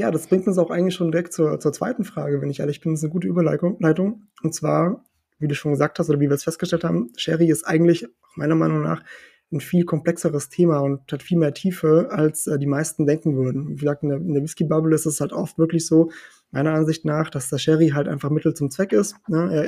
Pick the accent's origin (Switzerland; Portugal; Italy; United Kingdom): Portugal; also born or lived in Germany; bin ja in Portugal geboren, also geboren in Deutschland, aber ganz lange gelebt in Portugal, eigentlich aufgewachsen, meine ganze Kindheit in Portugal gehabt.